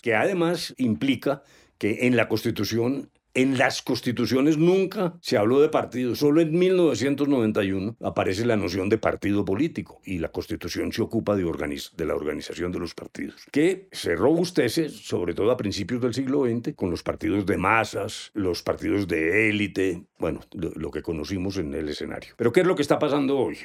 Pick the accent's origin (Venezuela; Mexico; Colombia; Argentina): Colombia